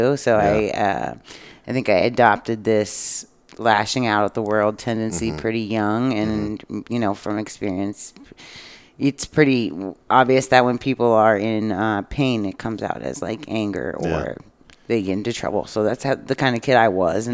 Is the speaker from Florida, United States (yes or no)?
yes; Clearwater, Florida, United States; I was from Clearwater, Florida.